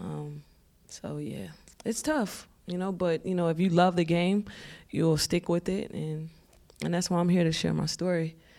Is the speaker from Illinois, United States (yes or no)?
yes; Chicago, Illinois, United States; moved away; my mom sheltered me, you know, growing up in Chicago